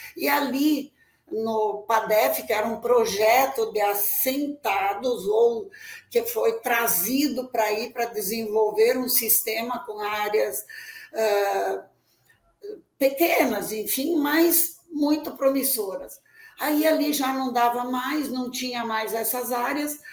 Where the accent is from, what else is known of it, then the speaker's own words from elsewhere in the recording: Espumoso, Rio Grande do Sul, Brazil; now in Luís Eduardo Magalhães, Brazil; eu nasci em Espumoso, Rio Grande do Sul, numa vilazinha chamada Arroio da Prata, que era uma comunidade no interior do município. Eu sou a quarta filha entre dez irmãos. Ali nós nascemos e crescemos